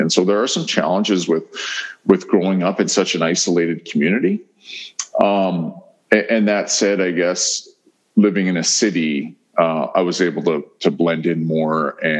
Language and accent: English; Fishing Lake, Saskatchewan, Canada; I could go back home to Fishing Lake and people would know that that was home for me and who my parents were.